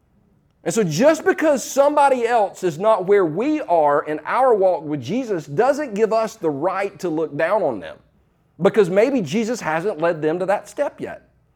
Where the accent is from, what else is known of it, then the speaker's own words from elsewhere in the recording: Easley, South Carolina, United States; also born or lived in Los Angeles; I was born in Los Angeles, but I moved back to Easley, South Carolina when I was 4 years old. So in the South, in the mid-70s